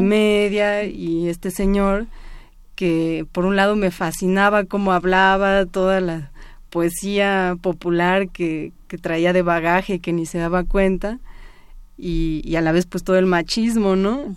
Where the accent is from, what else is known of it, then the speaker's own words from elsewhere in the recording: Mexico City, Mexico; yo nací en la Ciudad de México, toda mi vida eh, he vivido en la ciudad